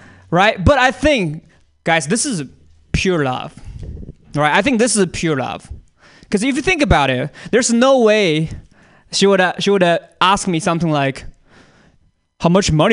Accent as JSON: {"language": "English", "country": "China", "moved": "yes", "said": "I'm from China"}